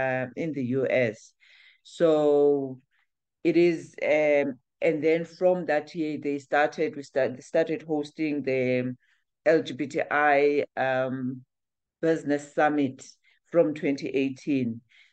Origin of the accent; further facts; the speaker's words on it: South Africa; So yes, in as much as we are South African, but we do cater, we do try and assist or share our content with the Southern African entrepreneurs as well.